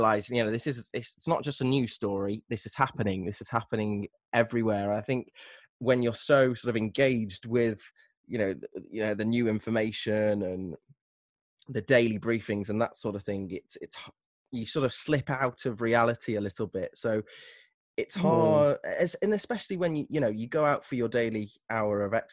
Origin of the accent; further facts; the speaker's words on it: Stoke-on-Trent, West Midlands, United Kingdom; moved away; I'm from Stoke-on-Trent, which is known as the Potteries.